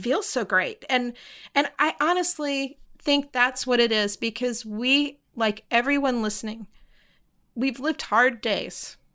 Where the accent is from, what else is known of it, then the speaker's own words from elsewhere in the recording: the South, United States; I grew up in the South